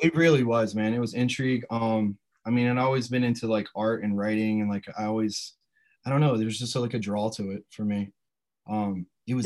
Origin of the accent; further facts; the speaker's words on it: Sussex County, Delaware, United States; I grew up in uh, Sussex County